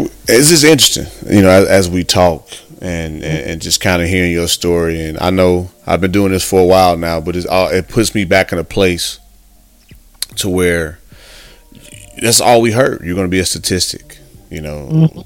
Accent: Midwest, United States; now in Texas, United States; I'm from the Midwest myself, and coming out to Texas

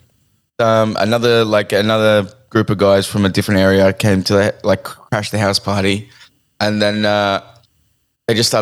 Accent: Sydney, New South Wales, Australia; I grew up in Seven Hills, right? And Seven Hills, Blacktown.

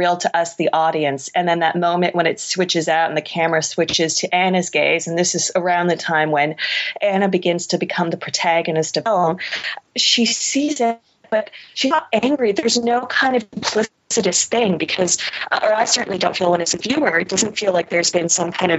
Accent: Canada; I'm Canadian

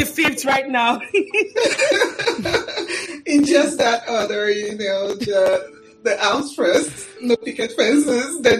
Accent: Warri, Delta, Nigeria; I was born in Warri, Nigeria, and uh, I um, I was the second in a family of four

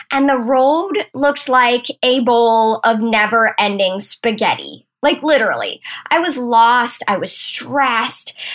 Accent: Maine, United States; accent: Maine; So, I've been in Maine, y'all, and I think I might be getting my accent back. We actually went down to the coast this weekend, ate some lobster, and just had the best time. So, if you catch me in some sort of Maine speak, I woke up like this.

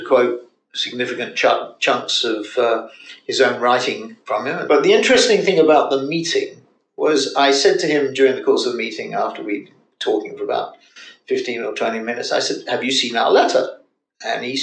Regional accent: London, United Kingdom; also born or lived in Cambridge / Harvard; I was a spoilt child from a Jewish background in the ghetto, as I call it, of Northwest London. I was born in Golders Green, in a block of flats called Queensborough Court, and we graduated to Mill Hill

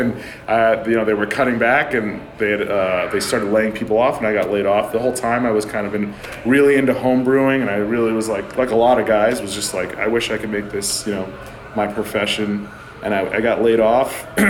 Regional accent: New Jersey, United States; I'm from New Jersey. Originally, I was born and raised in New Jersey. I grew up like 12 miles outside of New York City.

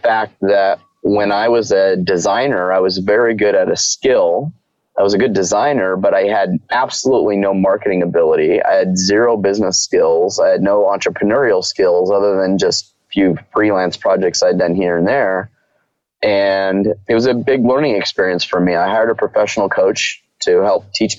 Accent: Southern California, United States; My background is I grew up in Southern California

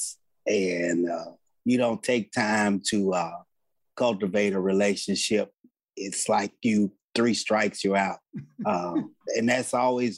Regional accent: Chicago, Illinois, United States; I am Tammy's daddy. I hail from Chicago

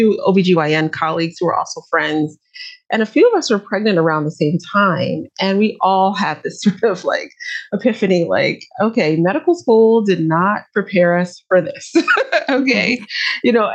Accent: New York, United States; moved away as an adult; now in Atlanta, United States; I am from New York originally, but I've been based in Atlanta for the last maybe 8 or 9 years now

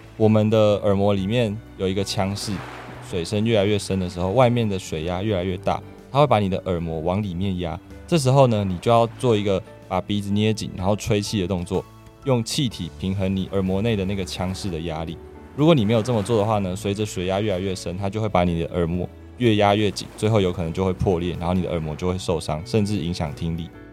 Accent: Taipei, Taiwan; moved away as an adult; also born or lived in southern Taiwan; 我是台北人，不过现在在南部工作跟生活

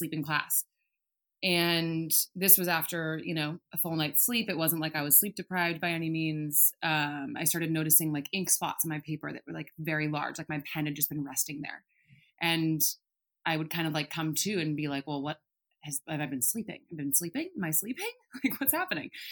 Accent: outside of San Francisco, Bay Area of California, United States; also born or lived in Colorado; I grew up in the Bay Area of California, outside of San Francisco

